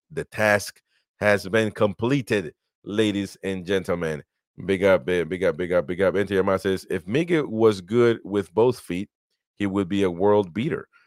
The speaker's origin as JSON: {"language": "English", "country": "United States", "accent": "American", "said": "I have an American accent, I am American"}